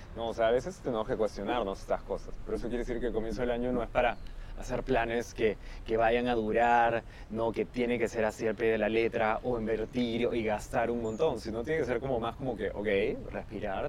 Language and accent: Spanish; Peru